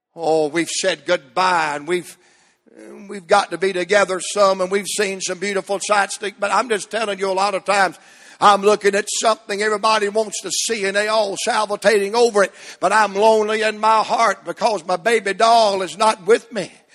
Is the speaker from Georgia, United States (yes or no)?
yes; Atlanta, Georgia, United States; I'm from Atlanta, Georgia